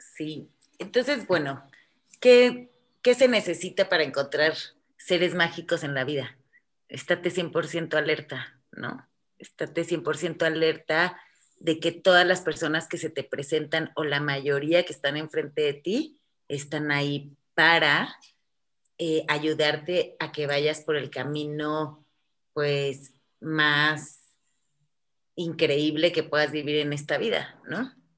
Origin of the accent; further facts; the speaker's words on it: Morelia, Michoacán, Mexico; moved away as an adult; also born or lived in France; Morelia no, no, era, no era un momento fácil cuando, cuando yo tenía 18 años